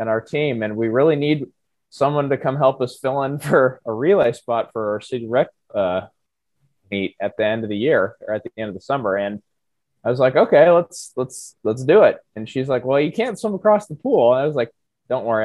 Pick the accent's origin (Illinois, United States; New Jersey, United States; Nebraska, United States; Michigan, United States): Nebraska, United States; Lincoln; I am from Lincoln originally